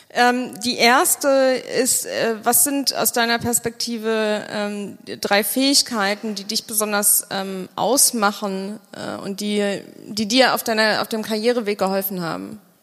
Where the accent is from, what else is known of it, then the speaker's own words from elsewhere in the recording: Bonn, North Rhine-Westphalia, Germany; Ich komme aus Bonn